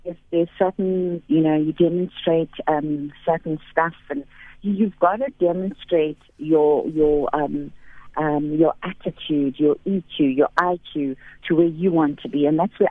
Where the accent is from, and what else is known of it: KwaZulu-Natal, South Africa; born or raised there; now in Johannesburg, South Africa